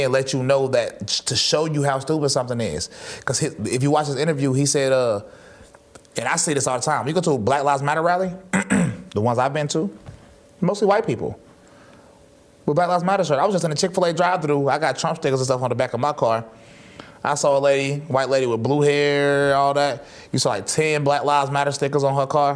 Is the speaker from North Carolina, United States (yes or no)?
yes; High Point, North Carolina, United States; moved away as an adult; now in Murfreesboro, United States; I grew up in High Point, North Carolina